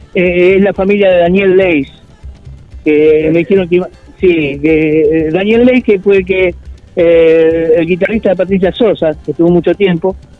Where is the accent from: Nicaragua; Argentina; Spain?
Argentina; Mar del Plata, Buenos Aires Province; nos da internamente como argentinos y este, Mar Platense